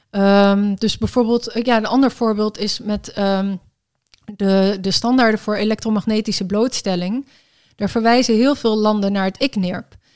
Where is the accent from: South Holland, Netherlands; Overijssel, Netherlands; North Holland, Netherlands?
Overijssel, Netherlands; Enschede; ik ben in Enschede geboren. Dus, ah, ehm, dus ik was daar toen dus ook.